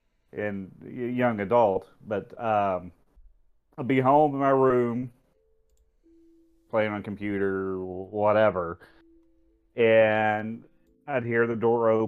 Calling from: Hurricane, Utah, United States; I'm calling from the great town of Hurricane.

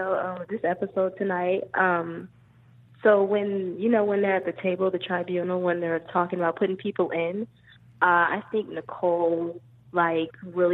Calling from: North Carolina, United States; I'm calling from North Carolina.

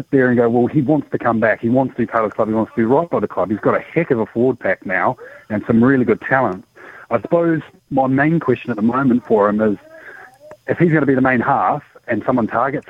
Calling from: Te Awamutu, Waikato, New Zealand; Te Awa Muna, mate.

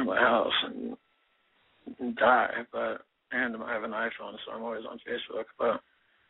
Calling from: San Diego, California, United States; San Diego.

